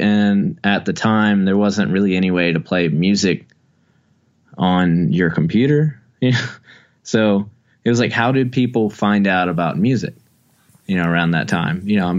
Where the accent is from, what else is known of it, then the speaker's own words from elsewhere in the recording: Wilmington, North Carolina, United States; It's like growing up in Wilmington, North Carolina, it was, you kind of just went to shows, like you know, so you just kind of went to anything.